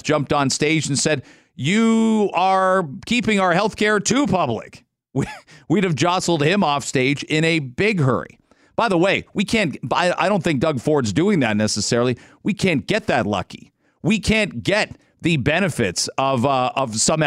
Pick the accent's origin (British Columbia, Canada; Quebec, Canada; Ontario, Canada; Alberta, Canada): Ontario, Canada; London; I grew up in London